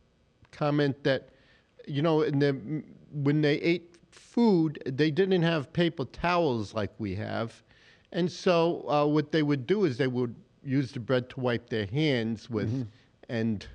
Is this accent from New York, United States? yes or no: yes; New York City, New York, United States; now in Grand Forks, United States; No, I grew up in Queens, New York.